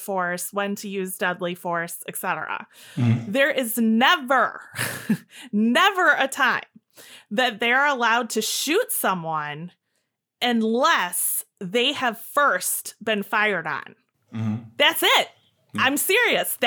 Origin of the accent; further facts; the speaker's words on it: Illinois, United States; accent: Illinois; my accent could be coming from. It's Illinois